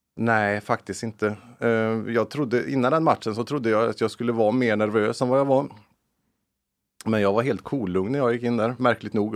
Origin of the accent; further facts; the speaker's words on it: Lilla Edet, Västra Götaland, Sweden; när jag växte upp i Lilla Edet